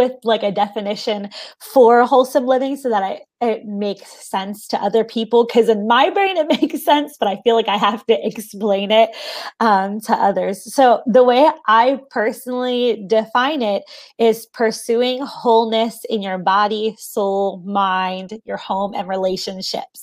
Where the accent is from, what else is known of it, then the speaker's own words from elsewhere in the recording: Philadelphia, Pennsylvania, United States; I grew up in the Philadelphia area in the Northeast